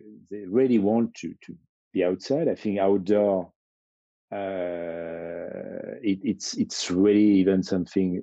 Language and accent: English; Chamonix, Auvergne-Rhône-Alpes, France; I grew up in Chamonix.